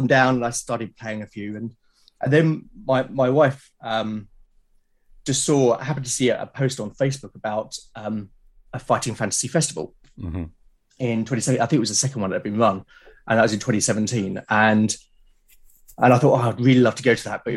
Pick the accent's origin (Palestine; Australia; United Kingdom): United Kingdom; London; accent: London; moved away as an adult; also born or lived in Portsmouth; now in Hampshire, United Kingdom; I grew up in South London